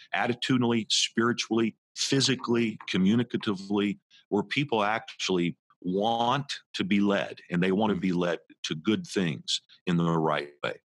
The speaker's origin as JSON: {"language": "English", "town": "Indianapolis", "region": "Indiana", "country": "United States", "tie": "born or raised there", "moved": "yes", "lives_now": "West Orange, United States", "said": "I was just a teenager and kid growing up in Indianapolis, Indiana"}